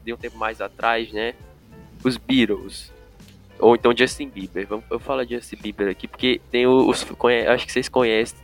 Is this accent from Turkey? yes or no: yes; Turkey; moved away; por ser da Turquia